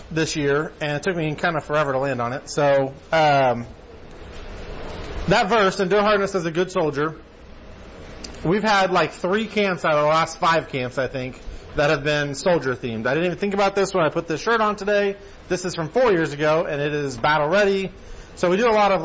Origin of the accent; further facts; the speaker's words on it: United States; we being like American Christians, or just Americans in general